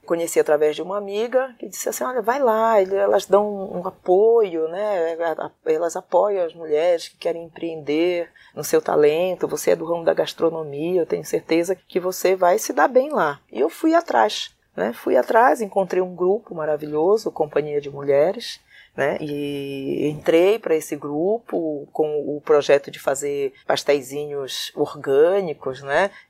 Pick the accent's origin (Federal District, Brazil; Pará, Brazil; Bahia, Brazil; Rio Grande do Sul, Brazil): Pará, Brazil; now in São Paulo, Brazil; sou paraense, estou em São Paulo há 33 anos